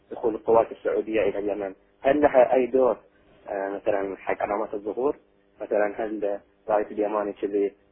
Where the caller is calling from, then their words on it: Bahrain; شيخنا هني يعني الأهل في البحرين كلهم يسلمون عليك نبي نشوفك ان شاء الله قريب عندنا في البحرين